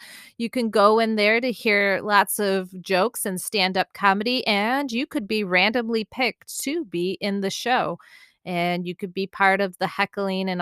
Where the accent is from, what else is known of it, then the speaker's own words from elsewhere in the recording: Michigan, United States; I'm from Michigan. I call it pop.